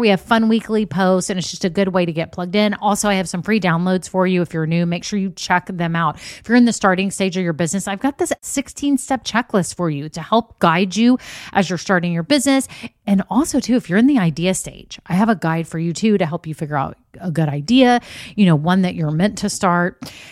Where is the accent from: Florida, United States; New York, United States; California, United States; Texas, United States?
Texas, United States; we're from Texas